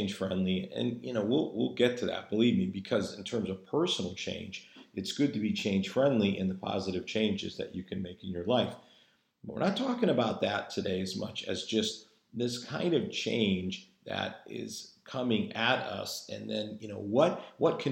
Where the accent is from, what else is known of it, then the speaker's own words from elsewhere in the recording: New England, United States; moved away; also born or lived in Virginia; both my wife and I being native New Englanders